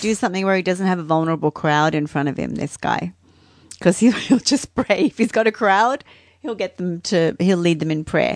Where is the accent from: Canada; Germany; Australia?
Australia; I'm Australian